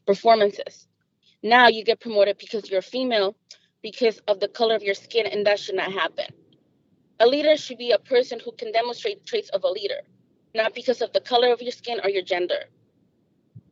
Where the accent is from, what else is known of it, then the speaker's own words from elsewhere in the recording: Mexico; now in United States; I was born in Mexico.